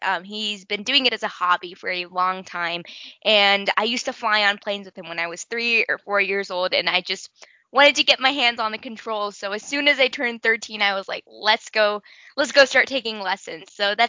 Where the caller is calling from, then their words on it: Denver, Colorado, United States; so I am 14 years old and I am coming in from Denver, Colorado.